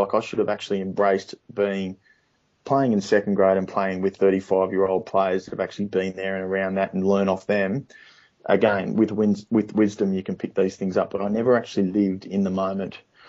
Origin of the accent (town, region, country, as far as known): Australia